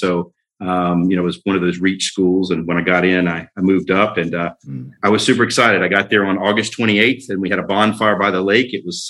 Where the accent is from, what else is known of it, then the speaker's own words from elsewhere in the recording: Pensacola, Florida, United States; also born or lived in Vermont / Washington, District of Columbia, United States; I grew up in Pensacola, Florida, in the panhandle of Florida. Born and raised there. I'm one of the few native Floridians, I think, that may exist here in the state.